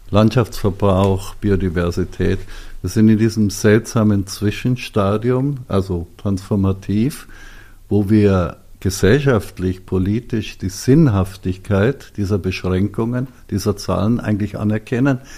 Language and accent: German; Bavaria, Germany; Ja, darüber kann man noch streiten, als Bayer.